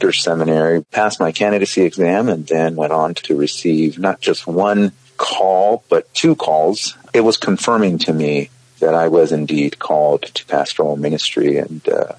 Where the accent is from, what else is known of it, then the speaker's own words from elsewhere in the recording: San Jose, California, United States; also born or lived in the Valley, California; I was born in Santa Clara, California, San Jose, or largely the San Jose South Bay area. Until I was about 10, was living there and moved out to the Valley with my family at that time.